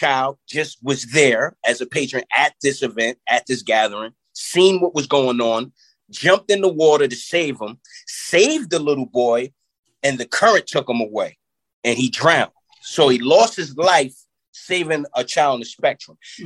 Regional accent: Yonkers, New York, United States; In my city, where I grew up at in Yonkers, New York

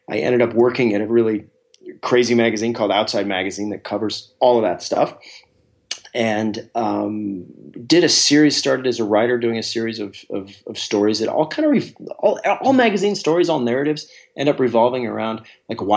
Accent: Alaska, United States; born or raised there

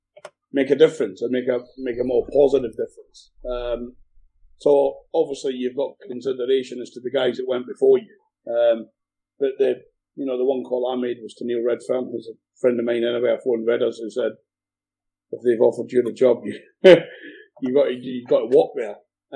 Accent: Scotland, United Kingdom; moved away; I'm Scottish born and bred

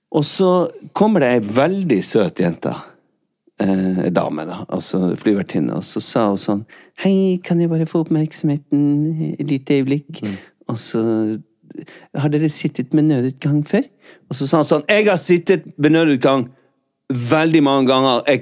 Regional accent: Bergen, Vestland, Norway; Jeg er ikke fra Norge, jeg er ja, fra Bergen.

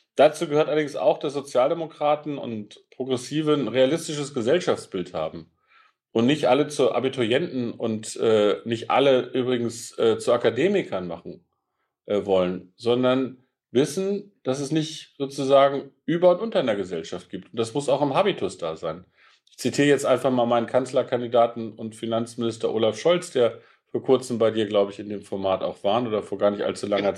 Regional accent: Peine, Lower Saxony, Germany; ich komme aus der niedersächsischen Stadt Peine, das ist zwischen Braunschweig und Hannover. Das ist eine Stahlstadt. Meine mhm. Heimatstadt hat 50.000 Einwohner

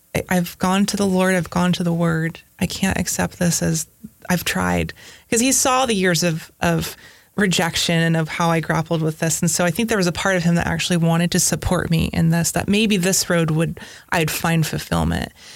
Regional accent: Northern California, United States; also born or lived in Silicon Valley, California; now in Tennessee, United States; I grew up in Northern California

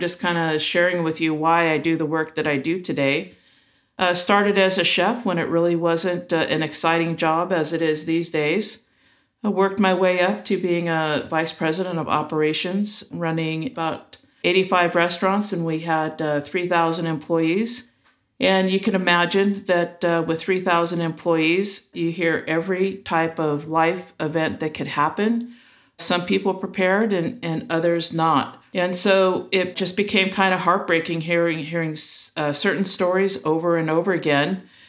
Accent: Los Angeles, California, United States; now in Auburn, United States; I grew up in Los Angeles in a little town, which probably isn't as little anymore, called Eagle Rock. And I've been up in Northern California, now in Auburn, and I've been up here for about 24 years.

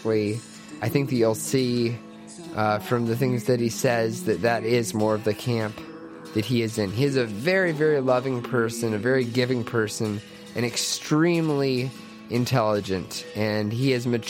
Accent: LaGrange, Kentucky, United States; We were neighbors growing up in LaGrange, Kentucky, in Oldham County.

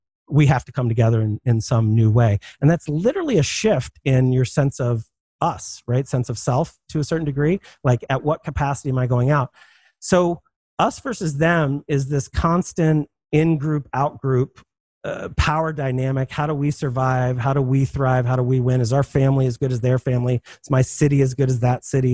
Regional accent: Philadelphia, Pennsylvania, United States; I'm from Philadelphia.

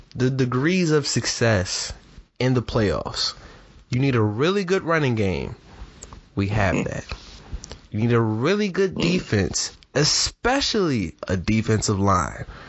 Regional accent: Upper Marlboro, Maryland, United States; I'm from Upper Marlboro

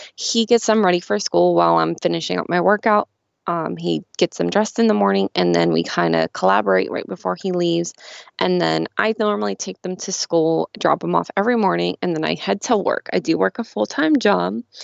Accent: Pittsburgh, Pennsylvania, United States; I'm from Pittsburgh, so I'm a huge Steelers fan

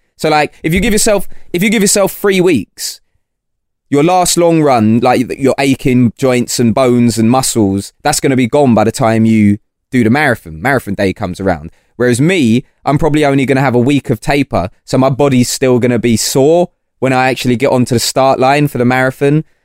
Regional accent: London, United Kingdom; also born or lived in Portsmouth; I'm from London

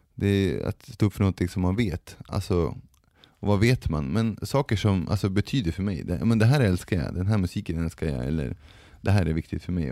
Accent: Sweden; jag har vuxit upp i Sverige, och har svenska föräldrar

